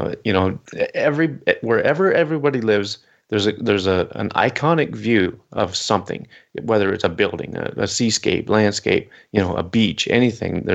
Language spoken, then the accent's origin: English; Canada; in my hometown, we have a harbor, and there's a grain elevators where the grain boats come